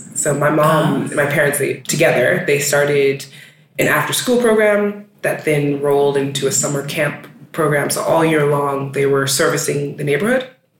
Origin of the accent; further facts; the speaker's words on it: New York City, New York, United States; moved away as an adult; also born or lived in Bushwick, Brooklyn; now in Iceland; I'm from Brooklyn, born and raised, lived there for 30 years before moving to Iceland.